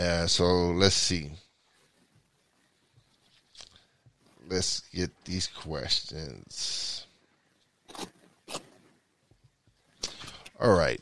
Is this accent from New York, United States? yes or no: yes; New York City, New York, United States; now in Pennsylvania, United States; I'm from New York. But I live in PA, but I'm originally from New York